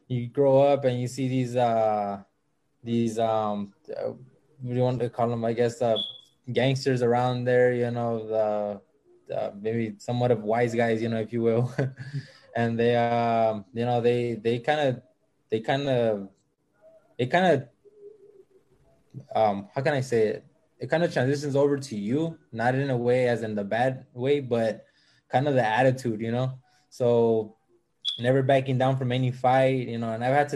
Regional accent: Los Angeles, California, United States; I grew up here in South Central

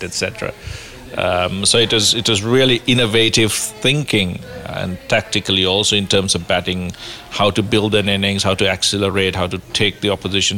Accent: Kandy, Central Province, Sri Lanka; I was very, very fortunate growing up in Sri Lanka

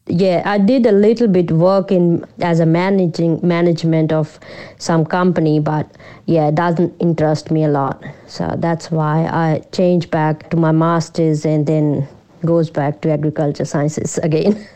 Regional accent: Punjab, India; moved away as an adult; also born or lived in Amritsar / Melbourne; now in Shepparton, Australia; I grew up in um, India, northern part of India, Punjab. It's a rural place, yeah, in Punjab. So I grew up in, in the farm.

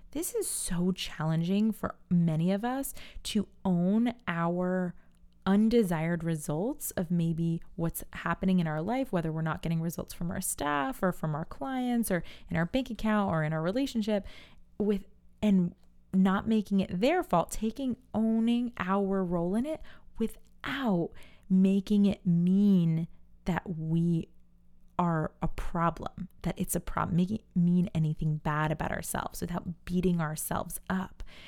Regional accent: New York, United States; I'm from New York, and we say you guys.

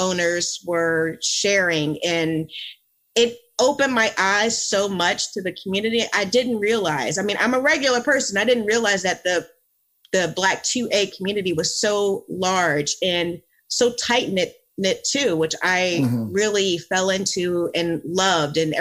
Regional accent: Philadelphia, Pennsylvania, United States; also born or lived in Virginia; now in Florida, United States; I grew up in the Philadelphia area, and then I moved to Virginia.

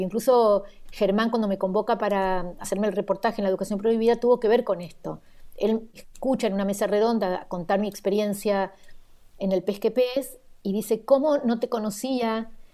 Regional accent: Argentina; moved away; nací en la Argentina

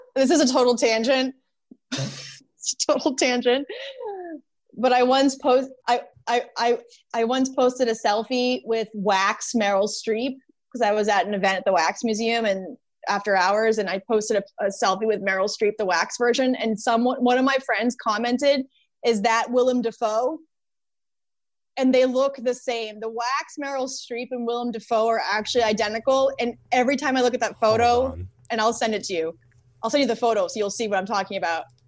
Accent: Boston, Massachusetts, United States; moved away as an adult; now in California, United States; I grew up in Boston, when I moved to California, like when did I move here? Twelve years ago.

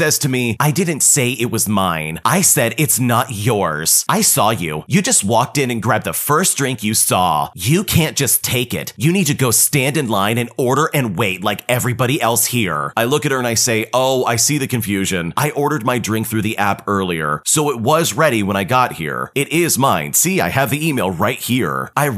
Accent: Australia; Now, I'm Australian, so any fellow Australians, please do not come for me.

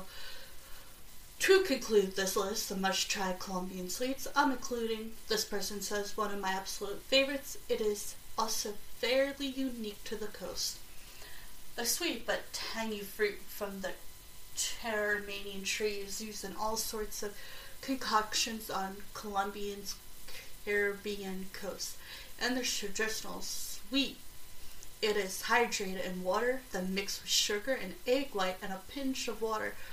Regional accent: South Carolina, United States; my grandmother's pound cake growing up in South Carolina

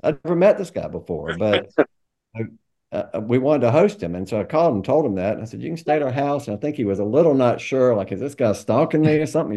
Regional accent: Greensboro, North Carolina, United States; moved away as an adult; also born or lived in Atlanta; I grew up in Greensboro.

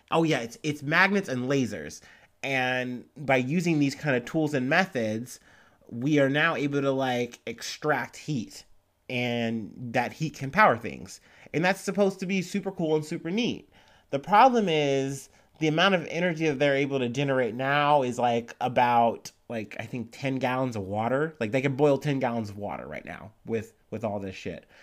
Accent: Ohio, United States; I'm from Ohio

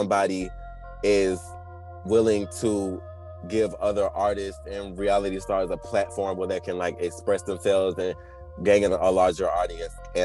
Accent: Orangeburg, South Carolina, United States; I'm from Orangeburg, South Carolina

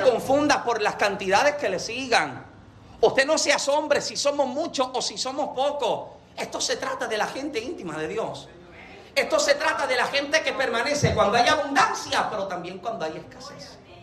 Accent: Yauco, Puerto Rico; yo nací en Yauco, Puerto Rico

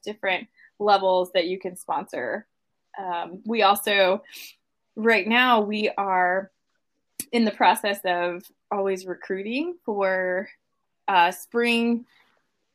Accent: Midwest, United States; growing up in the Midwest

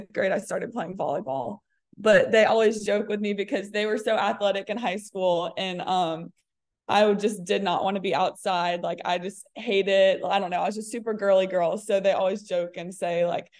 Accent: Diamondhead, Mississippi, United States; also born or lived in New Orleans, Louisiana; I was born in New Orleans, but lived and grew up in Diamond Head, Mississippi, which is on the Gulf Coast of Mississippi

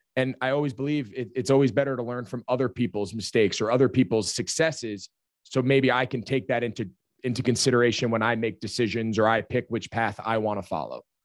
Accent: outside of New York City, New Jersey, United States; growing up outside of New York City

